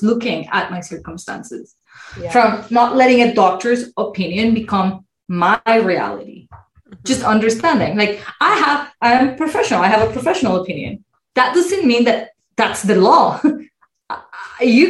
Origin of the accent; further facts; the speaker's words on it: Colombia; now in Canada; I come from Colombia where medicine is private, largely private.